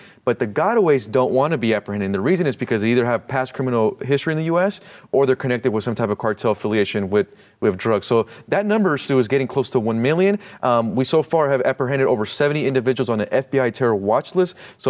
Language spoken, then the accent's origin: English; Mexico; born there; I speak Spanish. I was born in Mexico, but I care about the same policies and I'll be there.